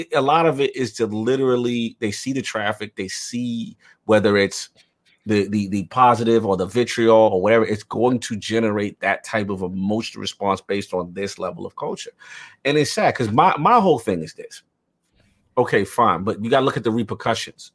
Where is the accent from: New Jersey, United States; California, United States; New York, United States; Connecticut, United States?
New York, United States; New York City; I'm from the South Bronx.